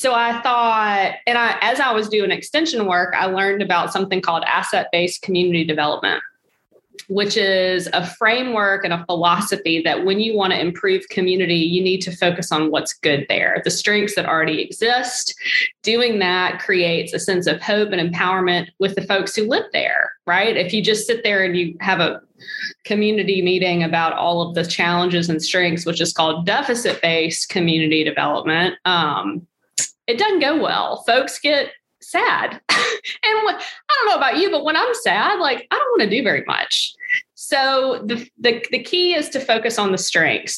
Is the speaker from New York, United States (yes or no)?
no; Mississippi, United States; now in Iowa, United States; because that's where I live in Iowa and I'm from Mississippi